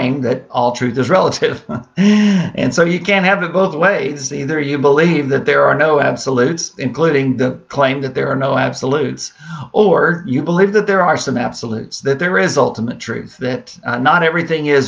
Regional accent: San Antonio, Texas, United States; growing up in San Antonio

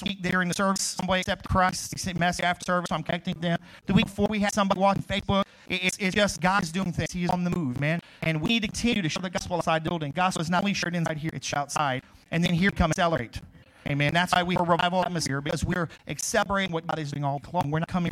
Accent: Crowley, United States; moved away; I grew up in Crowley, which is, you know, Westfields

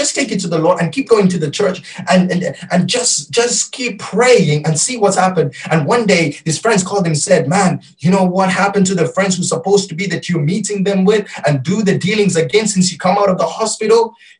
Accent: Malaysia; first language Malay; English is a second language; And Pastor, I don't even know how to read it because I'm Malaysian. And I raised in reading and learning Malaysian language, but not Tamil, so I don't know, Pastor.

